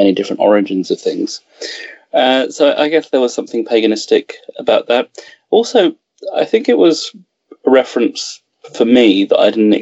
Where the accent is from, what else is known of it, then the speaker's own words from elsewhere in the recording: England, United Kingdom; growing up in England and having a connection to the roots of England